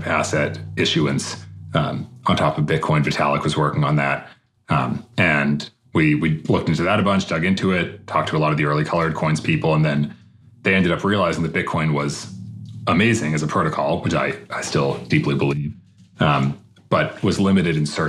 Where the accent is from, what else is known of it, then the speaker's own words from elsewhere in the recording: outside of Boston, Massachusetts, United States; moved away as an adult; also born or lived in Palo Alto, California; I grew up outside of Boston, Massachusetts.